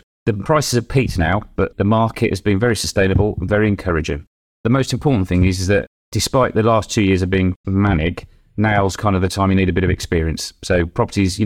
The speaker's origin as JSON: {"language": "English", "region": "Midlands", "country": "United Kingdom", "moved": "yes", "lives_now": "Devon, United Kingdom", "said": "I'm from the Midlands originally"}